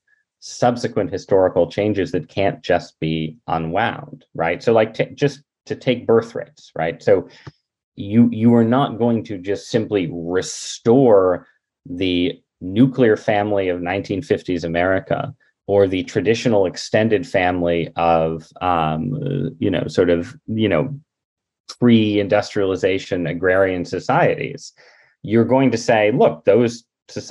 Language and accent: English; United States; I'm an American